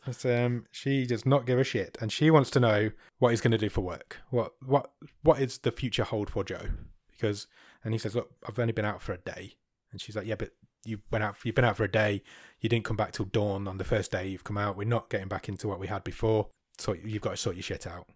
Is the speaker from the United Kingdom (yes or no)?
yes; United Kingdom; I'm so British.